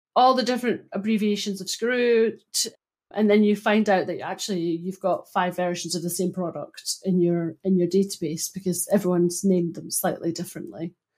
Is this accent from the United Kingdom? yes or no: yes; Broughty Ferry, Scotland, United Kingdom; where I grew up in Broughty Ferry